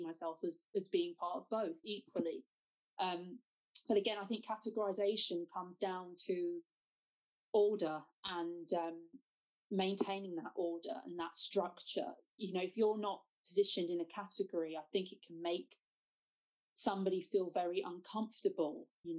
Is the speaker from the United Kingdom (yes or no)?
yes; United Kingdom; I would class myself as somebody who is black British.